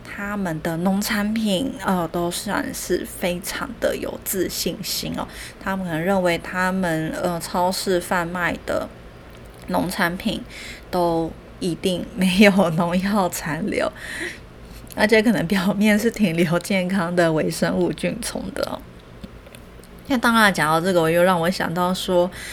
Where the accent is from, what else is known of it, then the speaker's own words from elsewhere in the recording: Taiwan; 我们台湾也是这样哦。